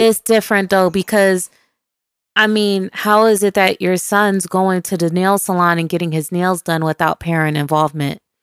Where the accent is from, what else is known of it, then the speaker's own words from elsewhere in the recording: Buffalo, New York, United States; which is my hometown, Buffalo, New York